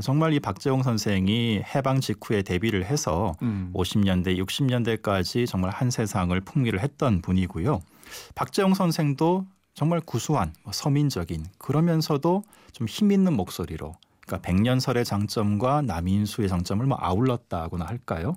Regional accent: Namwon, North Jeolla, South Korea; moved away; 그 어릴 때 자랐던 그 남원 섬진강도 생각나고요.

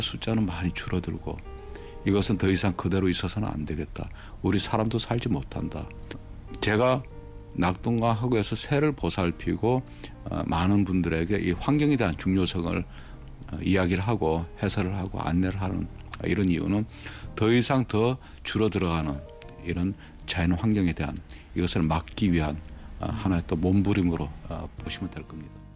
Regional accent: Busan, South Korea; moved away as an adult; 새들이 서식하는 바로 옆에서 물가에서 태어났습니다.

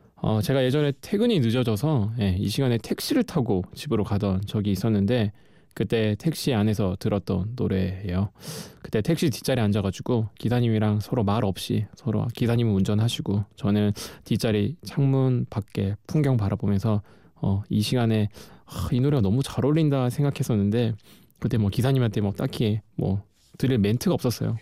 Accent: Geoje, South Gyeongsang, South Korea; moved away as an adult; 저는 거제도라는 섬에서 태어나서 20년을 어, 거기서 예, 살았었어요.

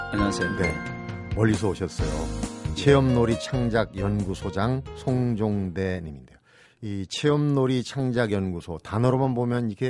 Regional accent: Hapcheon, South Gyeongsang, South Korea; now in Uiseong, South Korea; 고향은 경남 합천입니다. 합천이고

